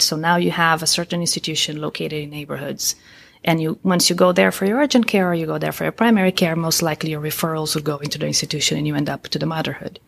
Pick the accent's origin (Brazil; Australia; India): Brazil; moved away as an adult; also born or lived in Columbus, Ohio; now in United States; I'm originally from Brazil. I came to the U S over twenty years ago.